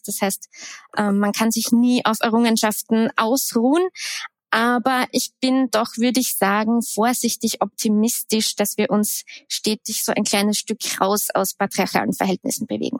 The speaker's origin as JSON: {"language": "German", "country": "Austria", "tie": "born or raised there", "also_born_or_lived": "Graz / Vienna", "moved": "as an adult", "said": "Ich bin am Land aufgewachsen"}